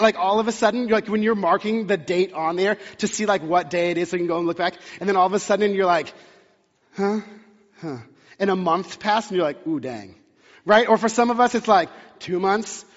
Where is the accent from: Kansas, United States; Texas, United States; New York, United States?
Texas, United States; now in Pacific Northwest, United States; I grew up in the South in Texas